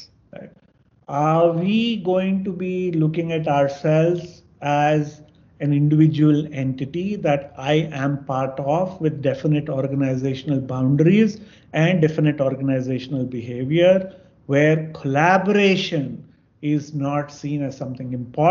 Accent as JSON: {"language": "English", "region": "Andhra Pradesh", "country": "India", "said": "I'm from Andhra"}